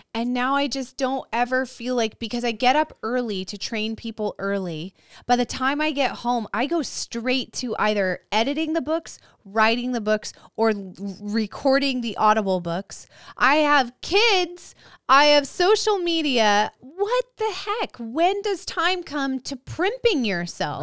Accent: Visalia, California, United States; born or raised there

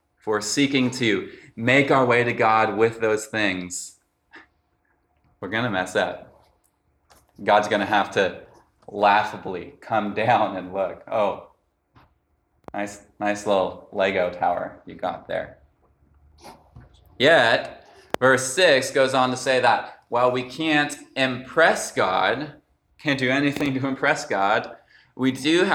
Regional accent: Los Gatos, California, United States; I'm from Los Gatos

